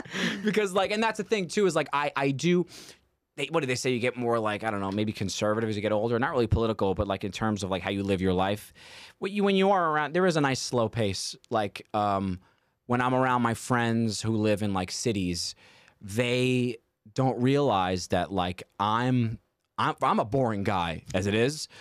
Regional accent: New York City, New York, United States; I'm from Staten Island, which is very arguably not a part of New York

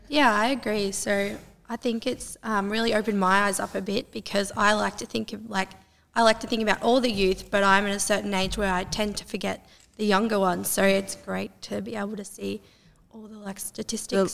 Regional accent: Terang, Victoria, Australia; I'm a part of the Corangamite Shire, and I have been for most of my life. Um, so I'm from Terang. I went to school in Terang.

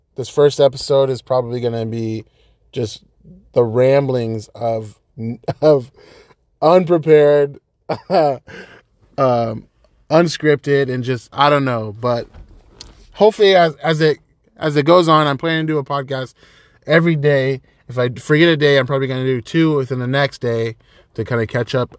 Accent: Folsom, California, United States; moved away as an adult; now in Monterey, United States; I am originally from Sacramento, California. That's nine one six, baby, from Folsom. Folsom is the suburbs within, um, Sacramento. Grew up there

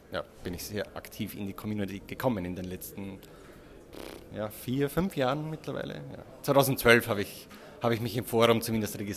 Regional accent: Austria; now in Vienna, Austria; Und ja, und ich komme aus Österreich. Was man unschwer hört.

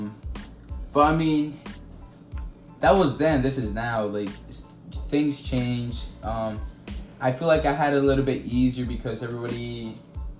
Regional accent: Dominican Republic; English is a second language; moved away; I am from the Dominican Republic. I've moved to this country about 8 years ago.

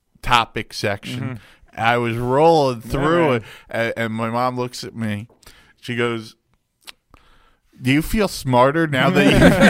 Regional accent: Selden, New York, United States; I am from Selden, New York.

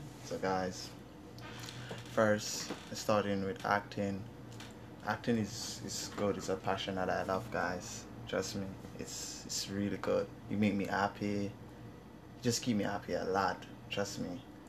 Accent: Jamaica; moved away; I'm from Jamaica, so I came up here since 2015

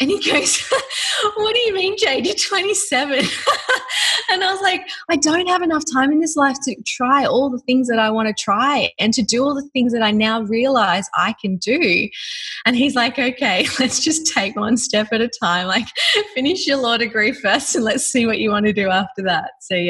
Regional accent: Australia; accent: Australian; get rid of my Ocker accent, my horrible Australian accent, and polish up.

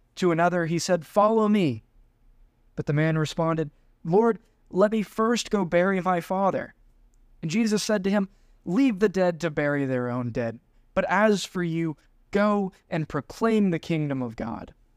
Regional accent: United States; being the American gringo

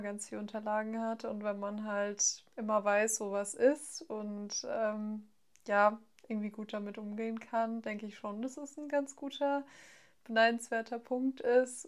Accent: near Frankfurt, Hesse, Germany; ich komme aus der Nähe von Frankfurt

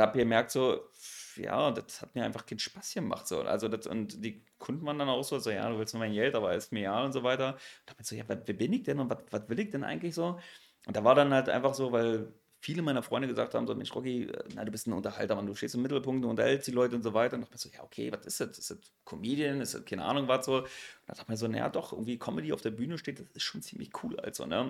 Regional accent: Berlin, Germany; accent: Berlinerisch; das ist in Pankow. Bin dann halt, wie gesagt, eigentlich war ich die ganze Zeit in Pankow gewesen

